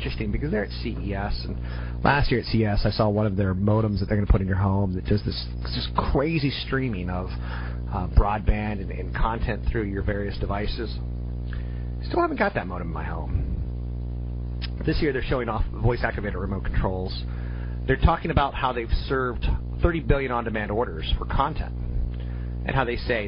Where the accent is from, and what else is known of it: United States